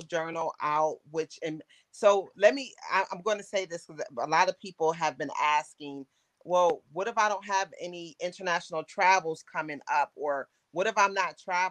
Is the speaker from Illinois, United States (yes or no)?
no; Buffalo, New York, United States; moved away; I'm from Buffalo, New York